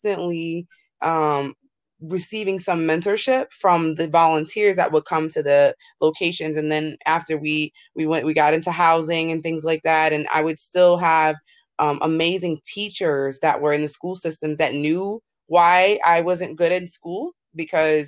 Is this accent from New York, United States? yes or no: yes; New York, United States; I grew up in New York